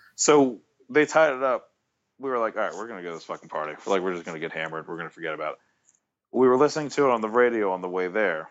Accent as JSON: {"language": "English", "region": "Maryland", "country": "United States", "tie": "born or raised there", "said": "I grew up in Maryland"}